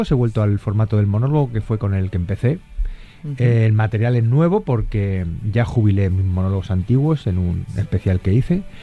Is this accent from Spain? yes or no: yes; Castilla-La Mancha, Spain; Es así un poco como somos los manchegos.